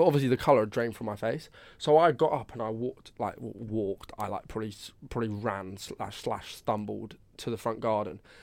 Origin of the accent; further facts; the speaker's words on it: Brighton, South East England, United Kingdom; I'm from Brighton